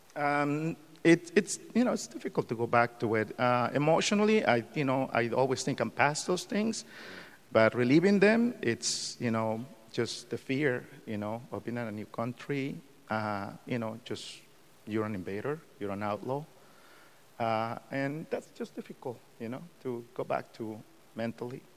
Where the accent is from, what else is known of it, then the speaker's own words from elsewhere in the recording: Mexico; now in United States; I'm an immigrant from Mexico. I was born and raised there.